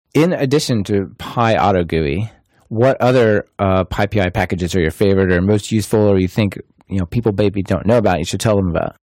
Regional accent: Portland, Oregon, United States; Portland, Oregon, which is my hometown

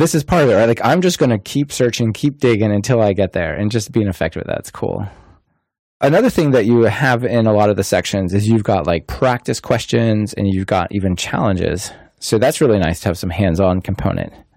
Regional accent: Portland, Oregon, United States; Portland, Oregon, which is my hometown

